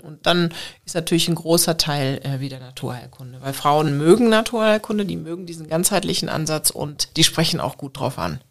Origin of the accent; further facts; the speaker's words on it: Germany; moved away as an adult; Deutschland ist meine Heimat